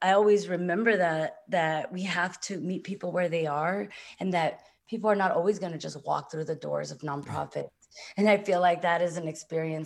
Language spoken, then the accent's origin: English; San Francisco, California, United States; I grew up in San Francisco's Mission District